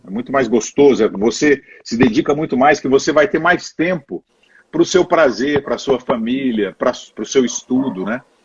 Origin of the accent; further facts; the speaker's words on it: Belo Horizonte, Minas Gerais, Brazil; moved away as an adult; also born or lived in Montes Claros, Brazil / Rio de Janeiro, Brazil / Brasília, Brazil / São Paulo, Brazil; now in Boca Raton, United States; Sou, sou do norte de Minas. Eu nasci lá no norte de Minas e fui muito cedo viver em Belo Horizonte